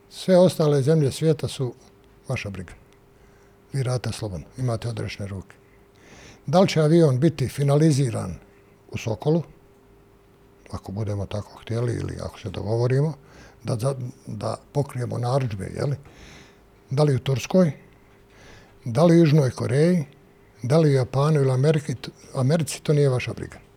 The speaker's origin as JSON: {"language": "Croatian", "town": "Sarajevo", "region": "Federation of Bosnia and Herzegovina", "country": "Bosnia & Herzegovina", "also_born_or_lived": "Mostar", "moved": "as an adult", "lives_now": "Belgrade, Serbia", "said": "ja sam iz Sarajeva, a u 73. godine sam došao u Mostar"}